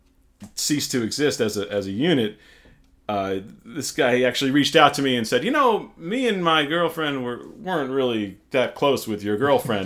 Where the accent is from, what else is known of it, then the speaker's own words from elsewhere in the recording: Clinton, New Jersey, United States; I was born and raised in Clinton, the fine town to grow up in.